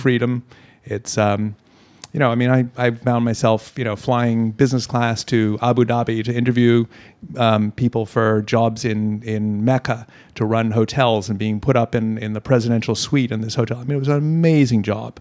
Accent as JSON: {"language": "English", "country": "Hong Kong", "tie": "born or raised there", "said": "Born and raised in Hong Kong"}